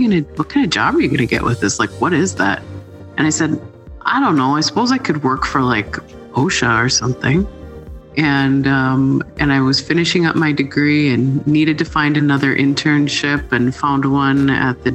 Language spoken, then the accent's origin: English; Midwest, United States; my home state in the Midwest